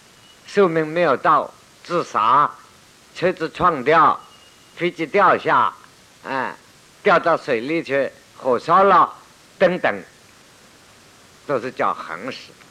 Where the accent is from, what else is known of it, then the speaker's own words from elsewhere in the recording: China; 所以你看，我们中国人过去发的死亡的符文，寿终正称很难弄